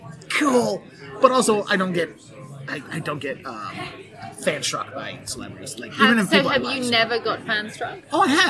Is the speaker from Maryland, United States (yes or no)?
yes; Baltimore, Maryland, United States; in Baltimore, my hometown, which I'm going back